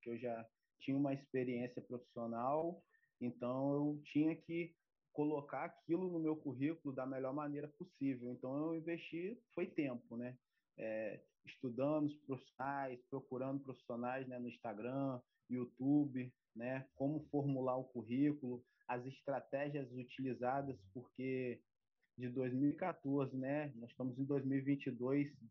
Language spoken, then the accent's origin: Portuguese; Campos dos Goytacazes, Rio de Janeiro, Brazil; tenho 32 anos, né? Sou de Campo dos Goitacazes